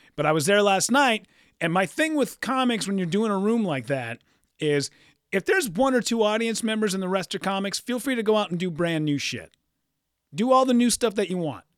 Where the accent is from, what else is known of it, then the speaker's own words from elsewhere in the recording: Hibbing, Minnesota, United States; moved away; Hibbing, Minnesota, my hometown